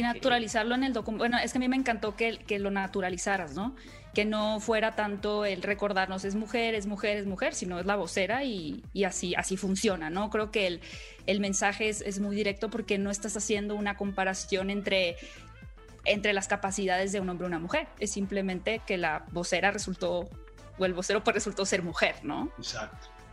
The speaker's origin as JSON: {"language": "Spanish", "region": "Sonora", "country": "Mexico", "said": "el estado de Sonora, de donde soy yo"}